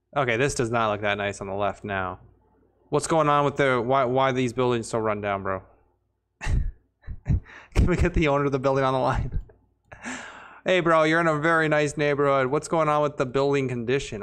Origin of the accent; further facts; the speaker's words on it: Texas, United States; I was born in Texas